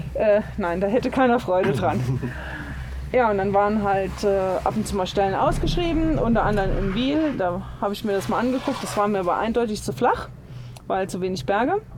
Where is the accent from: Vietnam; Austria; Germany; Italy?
Germany; Saarbrücken, Saarland; also born or lived in Mülheim an der Ruhr / Ruhr area; now in Lenzerheide, Switzerland; ursprünglich komme ich ja auch nicht aus Mülheim, sondern aus Saarbrücken, aus dem schönen Saarland